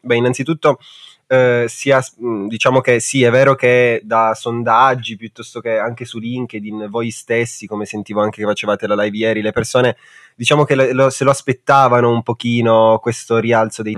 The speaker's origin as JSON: {"language": "Italian", "country": "Italy", "tie": "born or raised there", "said": "Noi perché siamo nati in Italia?"}